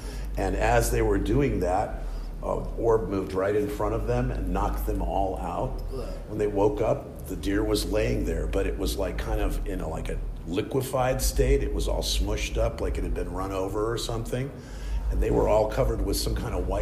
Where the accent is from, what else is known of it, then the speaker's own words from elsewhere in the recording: Monterey, California, United States; also born or lived in Cleveland, Ohio; at age 7, I moved out here with my mom, and we picked up in Monterey and kind of homesteaded with her brother for a long time, myself and my younger brother